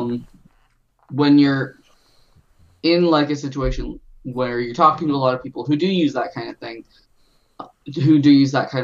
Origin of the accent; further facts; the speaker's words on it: United States; We are all from America